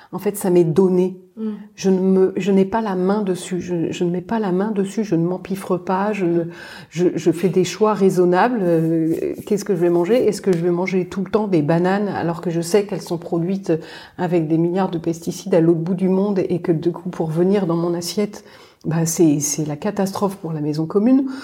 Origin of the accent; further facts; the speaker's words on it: Paris, Île-de-France, France; moved away; On est parisienne